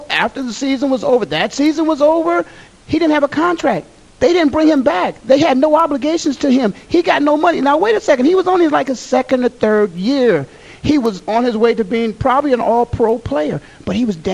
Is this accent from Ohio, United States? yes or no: yes; Canton, Ohio, United States; moved away; my hometown of Canton, Ohio